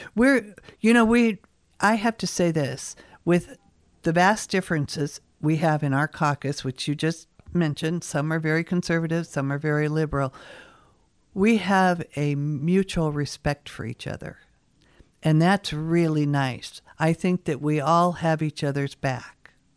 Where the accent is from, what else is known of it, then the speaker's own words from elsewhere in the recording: Seattle, Washington, United States; moved away as an adult; now in Kodiak, United States; I was born in Seattle